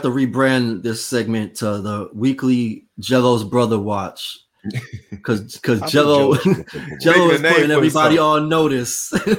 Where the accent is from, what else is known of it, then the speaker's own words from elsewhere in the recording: Boston, Massachusetts, United States; I'm from Boston